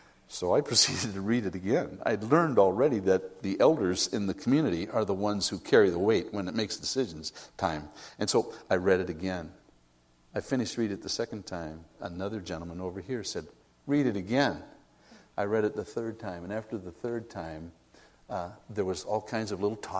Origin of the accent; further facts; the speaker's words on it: United States; I'm an American